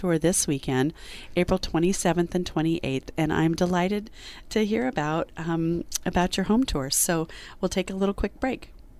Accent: California, United States; I'm a California girl.

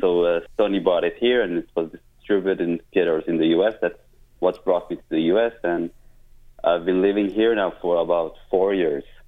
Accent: Israel; moved away as an adult; now in United States; I'm from Israel originally

